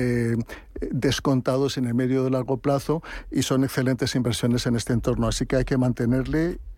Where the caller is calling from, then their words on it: Madrid, Community of Madrid, Spain; Buenos días … de Madrid.